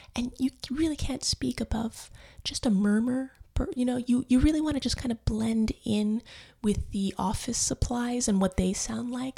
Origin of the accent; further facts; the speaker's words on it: New York City, New York, United States; now in Austin, United States; I grew up in the Bronx.